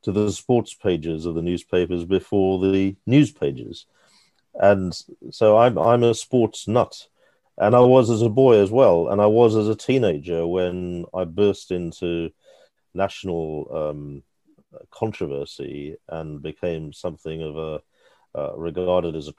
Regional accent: Pretoria, Gauteng, South Africa; moved away; I was brought up in South Africa, mainly in Pretoria

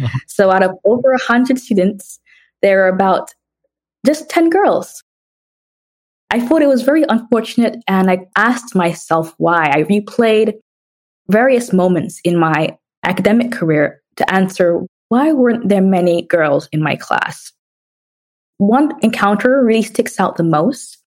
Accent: New York City, New York, United States; also born or lived in Jamaica / London, United Kingdom; So, I was born in Jamaica and I moved around a lot. I moved to London when I was two years old, and I spent six years there prior to moving to United States and grew up in New York City, which was a very fun experience.

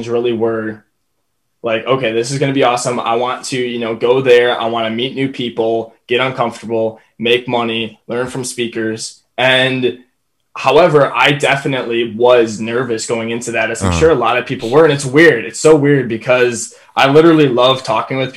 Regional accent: Wisconsin, United States; I'm from Wisconsin

